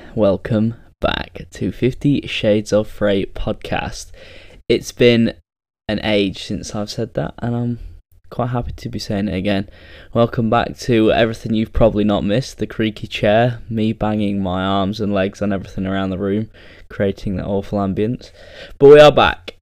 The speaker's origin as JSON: {"language": "English", "region": "England", "country": "United Kingdom", "said": "probably the only English person cheering that night"}